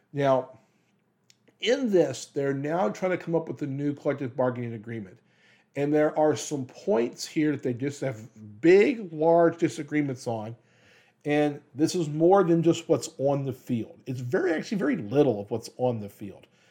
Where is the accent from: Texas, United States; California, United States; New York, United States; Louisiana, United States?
Louisiana, United States; moved away; also born or lived in Kansas; I'm from Louisiana, and I am a diehard L S U guy